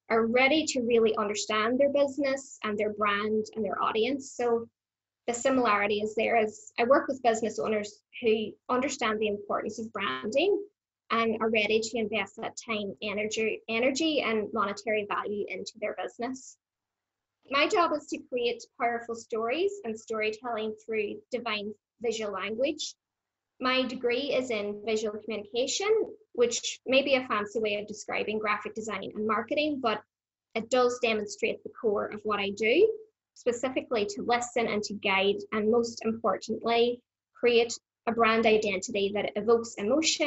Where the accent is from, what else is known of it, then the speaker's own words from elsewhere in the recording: Ireland; moved away as an adult; now in Brisbane, Australia; I was born in the Green Isle, which may be obvious to most people. It's, you know, not a mellow accent, so I do tend to stand out.